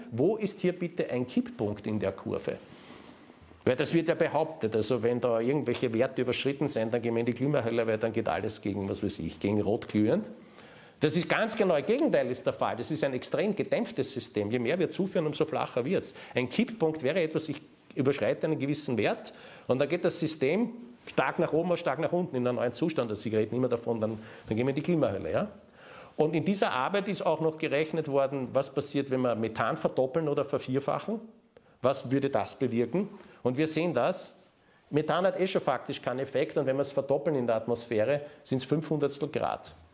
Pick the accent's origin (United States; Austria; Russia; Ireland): Austria; das lernt man in der Mathematik in der Oberstufe bei uns in Österreich